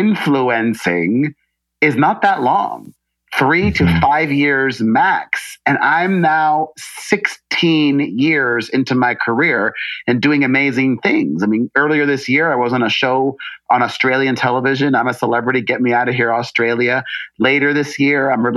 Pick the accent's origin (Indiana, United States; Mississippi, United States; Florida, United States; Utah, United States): Florida, United States; Miami; also born or lived in New York City; now in Los Angeles, United States; growing up in the 80s in Miami